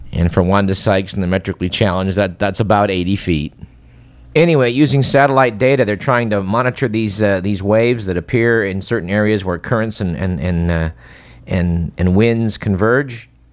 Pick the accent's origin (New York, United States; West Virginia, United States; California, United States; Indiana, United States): California, United States; Fremont; my hometown in Fremont